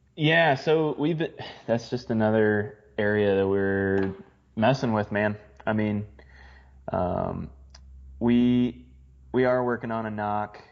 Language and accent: English; Midwest, United States; growing up in the Midwest, hunting in the Midwest